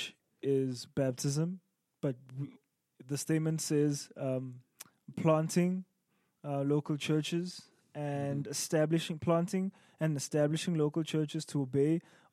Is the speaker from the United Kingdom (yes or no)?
no; South Africa; as a South African Zulu, as a Zulu English speaking South African